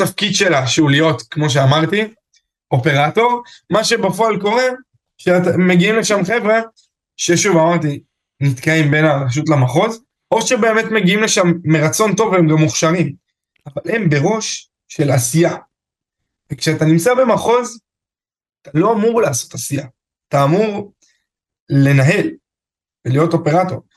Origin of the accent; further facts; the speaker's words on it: Afula, Northern District, Israel; אני מעפולה